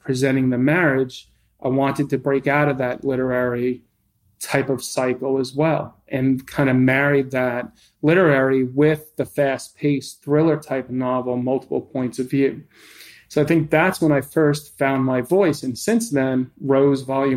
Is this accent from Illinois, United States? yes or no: no; New York, United States; I'm a New Yorker